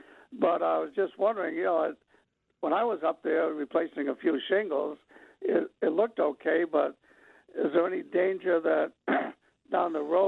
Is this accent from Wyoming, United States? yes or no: no; Maine, United States; we're being from Maine